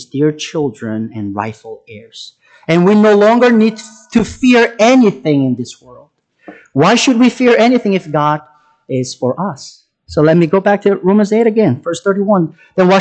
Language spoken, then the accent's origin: English; South Korea; moved away as an adult; I'm from South Korea. I was born and raised there.